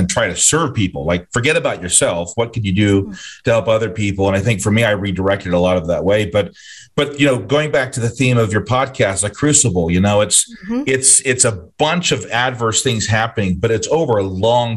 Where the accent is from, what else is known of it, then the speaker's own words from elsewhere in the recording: Geneva, Nebraska, United States; also born or lived in Salisbury, Zimbabwe; I grew up in Geneva, Nebraska.